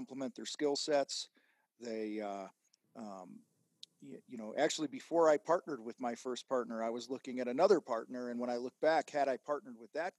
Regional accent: outside of Chicago, Illinois, United States; I grew up outside of Chicago

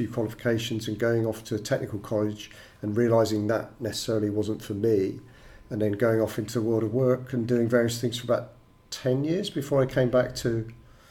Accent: England, United Kingdom; growing up in the United Kingdom and going to school in England

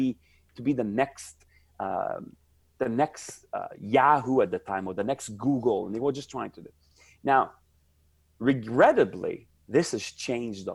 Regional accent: Montreal, Quebec, Canada; moved away as an adult; also born or lived in Silicon Valley; I'm from Montreal, Canada.

